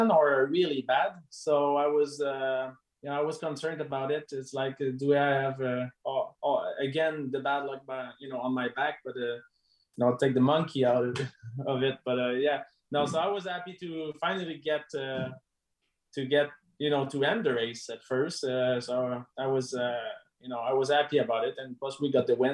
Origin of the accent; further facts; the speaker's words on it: Canada; we're Canadian